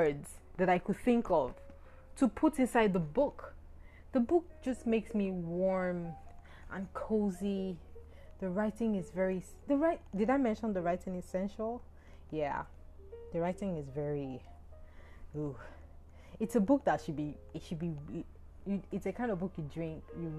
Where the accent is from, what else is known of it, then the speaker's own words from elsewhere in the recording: Nigeria; I'm Nigerian